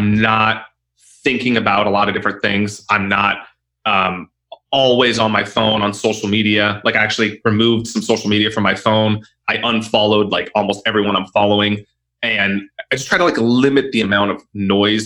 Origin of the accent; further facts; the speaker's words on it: Southern California, United States; moved away as an adult; also born or lived in Italy; I grew up in Southern California